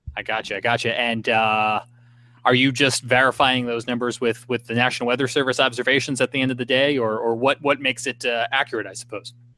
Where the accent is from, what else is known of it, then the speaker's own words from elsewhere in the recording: Smithtown, New York, United States; I'm from Smithtown.